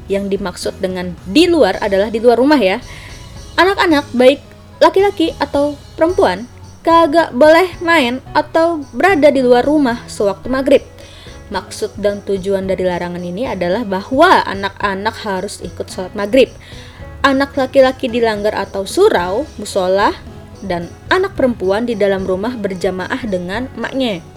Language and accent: Indonesian; Jakarta, Indonesia; Nah, gue kan anak Betawi nih dan gue banyak mempelajari soal budaya-budaya Betawi.